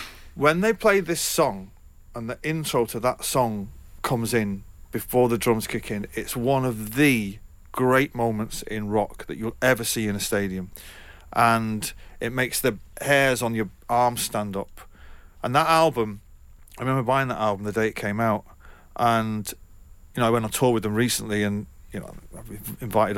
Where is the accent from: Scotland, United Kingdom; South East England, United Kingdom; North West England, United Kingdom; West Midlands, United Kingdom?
North West England, United Kingdom; Manchester; my hometown in Manchester